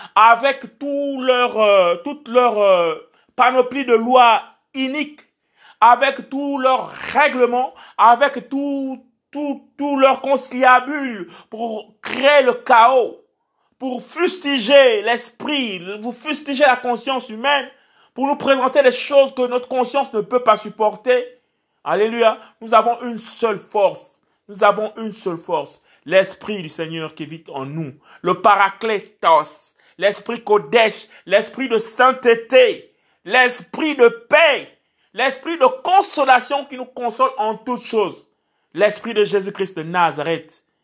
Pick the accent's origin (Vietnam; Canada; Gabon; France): Gabon; Port-Gentil, Ogooué-Maritime; je suis originaire du Gabon et en particulier de Port-Gentil. Et donc, toutes ces personnes qui allaient sur euh, ma ville natale